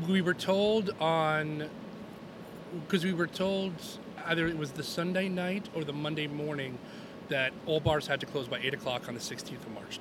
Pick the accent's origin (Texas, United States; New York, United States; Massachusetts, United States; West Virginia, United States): New York, United States; Long Island; moved away as an adult; also born or lived in Rochester, New York; I grew up on Long Island